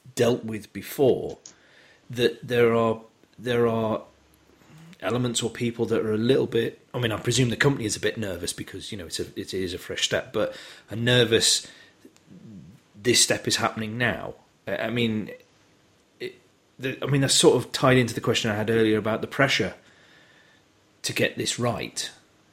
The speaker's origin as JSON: {"language": "English", "country": "United Kingdom", "said": "we're British"}